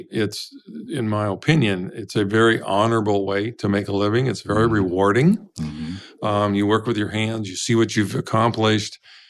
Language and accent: English; Pine City, Minnesota, United States; I'm a farm boy from Pine City, Minnesota.